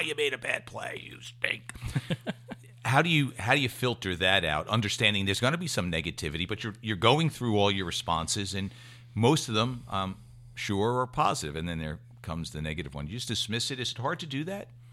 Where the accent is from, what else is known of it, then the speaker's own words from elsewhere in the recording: Westfield, United States; my hometown, Westfield